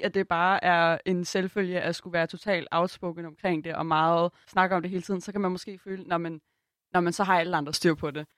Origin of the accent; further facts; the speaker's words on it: Copenhagen, Capital Region of Denmark, Denmark; Jeg er vokset op på Christiania i København.